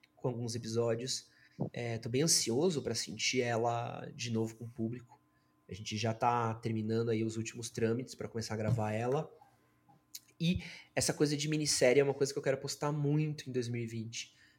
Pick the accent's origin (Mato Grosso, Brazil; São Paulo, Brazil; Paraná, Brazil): São Paulo, Brazil; sou, mano, nascido e criado em São Paulo